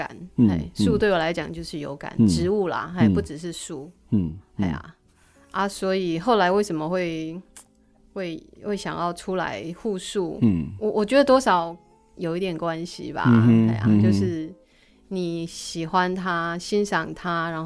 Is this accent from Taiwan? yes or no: yes; Minxiong, Chiayi County, Taiwan; 是是，我是原住民，